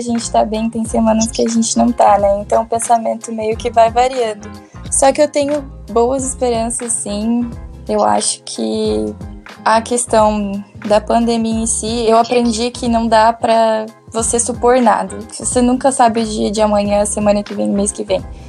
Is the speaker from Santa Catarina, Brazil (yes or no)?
yes; Joinville, Santa Catarina, Brazil; also born or lived in Laguna; eu, na verdade, sou de Joinville e faço faculdade em Laguna